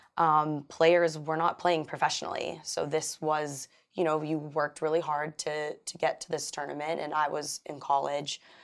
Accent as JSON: {"language": "English", "town": "Los Angeles", "region": "California", "country": "United States", "tie": "born or raised there", "said": "I grew up in Pacific Palisades"}